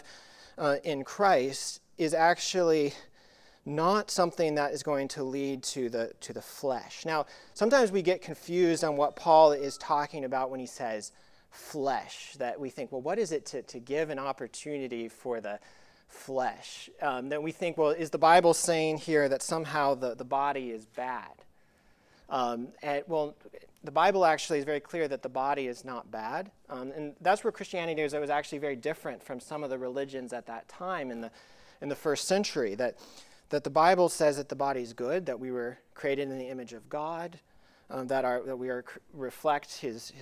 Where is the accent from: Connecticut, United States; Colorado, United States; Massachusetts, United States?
Colorado, United States; when I was young growing up in Colorado